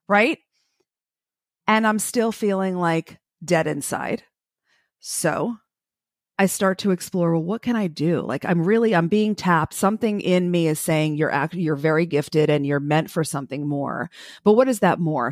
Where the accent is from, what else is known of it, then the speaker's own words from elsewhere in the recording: New Jersey, United States; also born or lived in Brooklyn, New York; now in Florida, United States; I was born in Brooklyn and raised in New Jersey